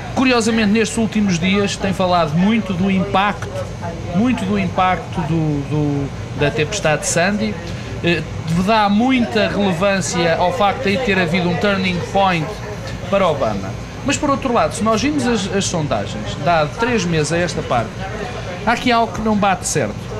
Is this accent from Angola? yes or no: no; Portugal